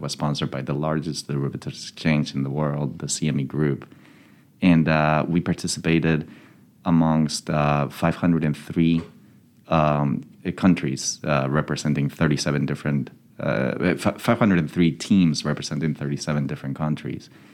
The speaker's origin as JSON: {"language": "English", "town": "Madrid", "region": "Community of Madrid", "country": "Spain", "moved": "as an adult", "lives_now": "Birmingham, United States", "said": "I'm originally from Madrid, Spain, and I came to the U.S. in 2002 to complete my studies in economics here at UAB."}